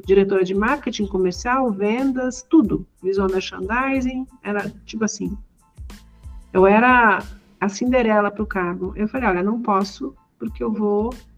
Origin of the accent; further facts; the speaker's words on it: Rio de Janeiro, Brazil; eu cresci no Rio de Janeiro